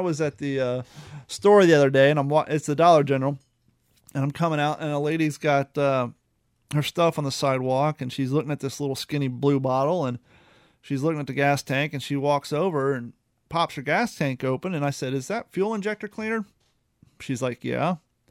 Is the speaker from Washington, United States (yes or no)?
no; New York, United States; I can be a dick. I'm from New York.